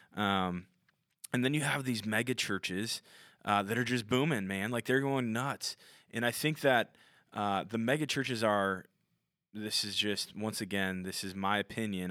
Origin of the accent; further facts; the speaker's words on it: Minnesota, United States; I'm from Minnesota, so I say my T's with a D